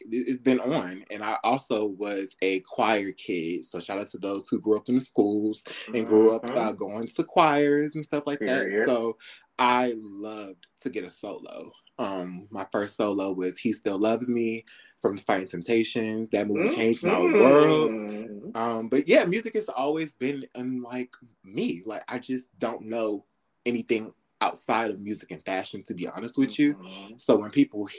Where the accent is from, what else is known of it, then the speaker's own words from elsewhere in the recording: New York, United States; I'm from New York. My sister went to this fashion high school in New York.